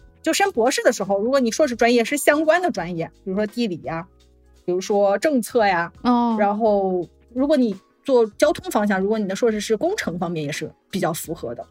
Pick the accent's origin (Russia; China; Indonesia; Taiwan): China; northern China; moved away as an adult; also born or lived in a southern Chinese city / northeastern United States; now in Florida, United States; 我是出生在一个北方的城市